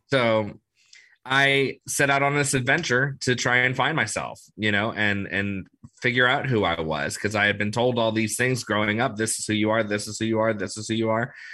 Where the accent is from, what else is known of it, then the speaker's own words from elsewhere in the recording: New Orleans, Louisiana, United States; I grew up in New Orleans, so I've been here my whole life